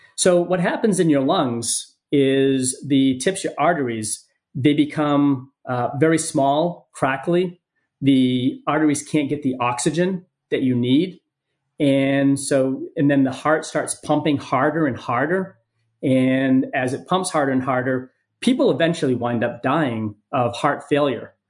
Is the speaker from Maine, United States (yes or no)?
yes; Maine, United States; moved away; also born or lived in San Diego; my home state of Maine